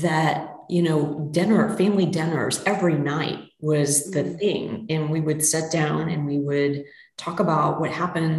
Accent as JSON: {"language": "English", "region": "Missouri", "country": "United States", "tie": "born or raised there", "said": "I grew up in Mid, Missouri"}